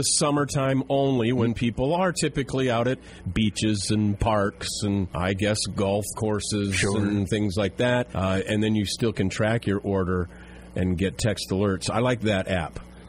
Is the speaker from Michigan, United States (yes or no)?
no; South Dakota, United States; moved away; also born or lived in Charleston, South Carolina; In South Dakota, and that's the only place, my home state, that's the only place I've heard people say sack.